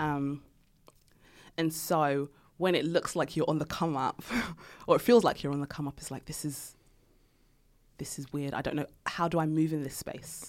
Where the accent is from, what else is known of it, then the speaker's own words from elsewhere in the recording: London, United Kingdom; I grew up in Tottenham